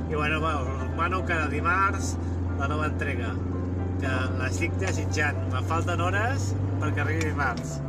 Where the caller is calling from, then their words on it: Girona, Catalonia, Spain; de Girona.